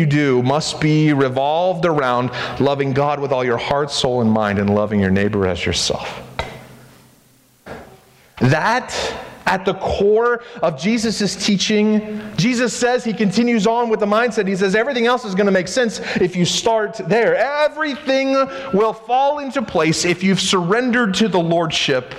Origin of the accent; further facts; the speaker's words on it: United States; I'm an American